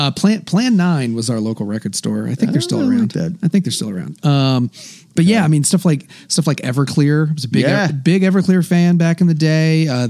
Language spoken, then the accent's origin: English; Charlottesville, Virginia, United States; my home state of Virginia.